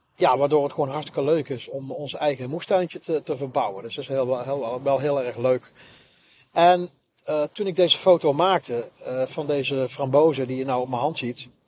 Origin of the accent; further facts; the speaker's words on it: Nuland and 's-Hertogenbosch, North Brabant, Netherlands; ik ben gedeeltelijk in, een, in het dorp Nuland opgegroeid. En een ander gedeelte ben ik opgegroeid in, uh, in Den Bosch.